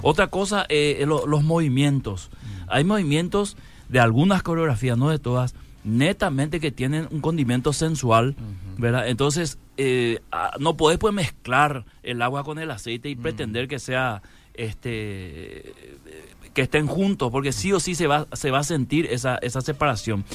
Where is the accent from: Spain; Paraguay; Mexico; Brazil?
Paraguay